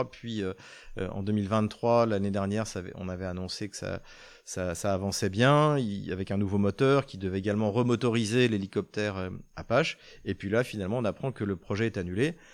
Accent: France; en tant que Français, même si c'est pas des Français

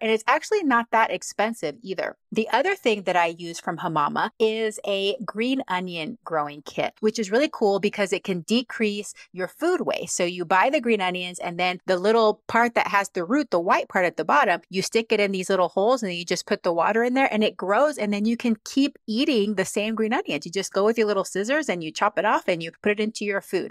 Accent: Panama; moved away; I'm from Panama originally

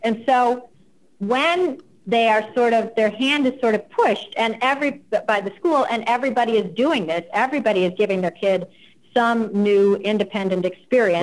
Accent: United States; first language English; I'm American and that's all I speak

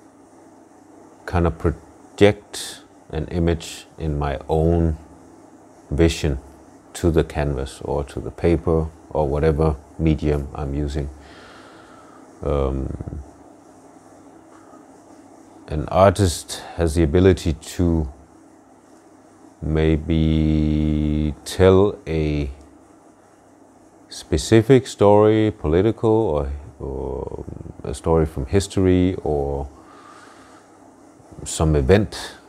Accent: Denmark; I'm half Nigerian, half Danish, and born and raised in Denmark.

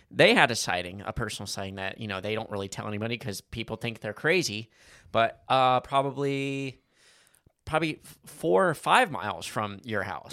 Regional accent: Kentucky, United States; we're all from Kentucky, and we're all related somehow

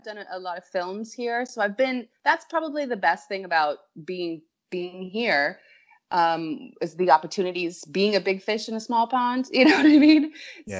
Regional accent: Cayman Islands; So my father was 66 when I was born. {S4} Oh, wow. {S5} And so we had already moved to the Cayman Islands, and that's how I got here.

